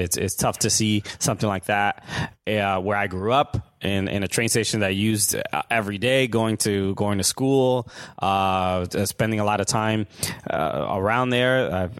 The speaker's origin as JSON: {"language": "English", "town": "New York City", "region": "New York", "country": "United States", "tie": "born or raised there", "said": "I'm from Sunset Park, Brooklyn."}